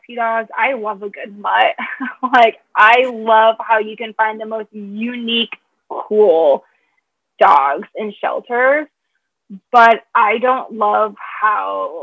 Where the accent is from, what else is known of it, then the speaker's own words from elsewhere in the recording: Michigan, United States; now in Chicago, United States; I'm from Michigan.